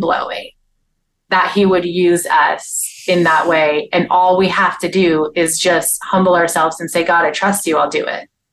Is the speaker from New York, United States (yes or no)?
yes; upstate New York, United States; I grew up in upstate New York.